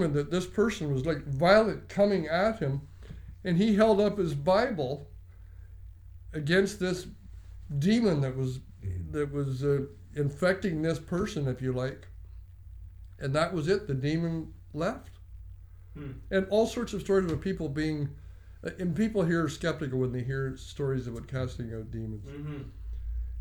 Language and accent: English; Canada; I was born in Canada. I've grown up in Canada